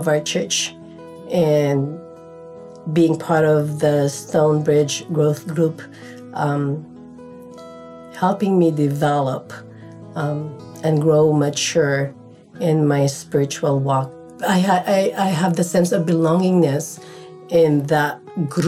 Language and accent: English; Philippines; moved away as an adult; now in Simi Valley, United States; I came from Philippines. I migrated here in the United States in 1995 through my husband's visa. I finished my nursing degree in our country